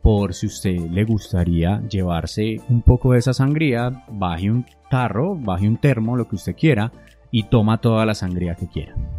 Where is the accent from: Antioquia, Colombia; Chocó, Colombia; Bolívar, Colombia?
Antioquia, Colombia; Yo soy un colombiano, una persona de Antioquia